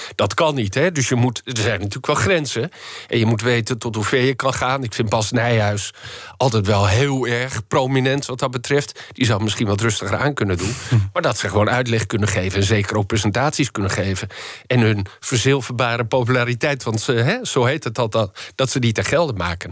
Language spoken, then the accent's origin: Dutch; Netherlands; Wij als Nederlanders